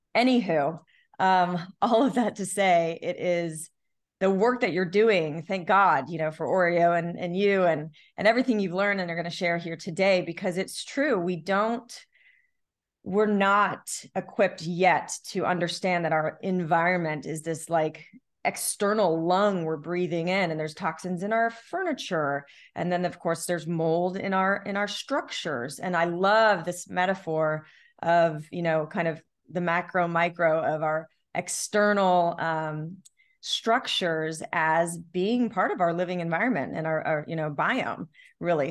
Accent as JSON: {"language": "English", "town": "Long Beach", "country": "United States", "tie": "born or raised there", "said": "growing up in Long Beach by the beach"}